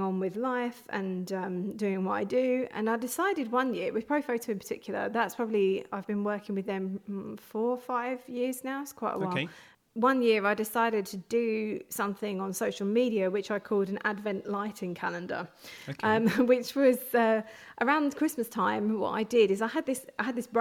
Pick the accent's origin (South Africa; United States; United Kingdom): United Kingdom; London; moved away as an adult; now in Hertfordshire, United Kingdom; I grew up in North London, but I moved out a little bit further.